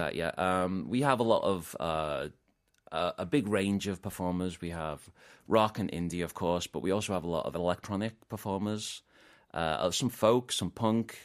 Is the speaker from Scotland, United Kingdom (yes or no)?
no; Liverpool, North West England, United Kingdom; moved away as an adult; also born or lived in Gwangju, South Korea / Incheon, South Korea; now in South Korea; I'm from Liverpool oh. in ah. the UK